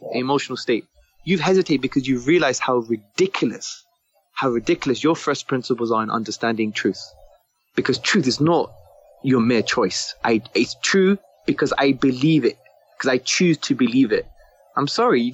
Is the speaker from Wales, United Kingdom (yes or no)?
no; London, United Kingdom; I was brought up in Hackney in the 1980s